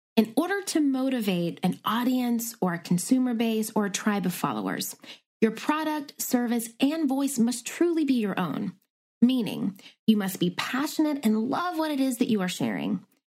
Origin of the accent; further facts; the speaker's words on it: Nashville, Tennessee, United States; moved away as an adult; also born or lived in McMinnville, Tennessee / New York City; now in Los Angeles, United States; I am originally from a tea tiny town in Tennessee called McMinnville, but spent the better part of my childhood and teen years growing up in Nashville, Tennessee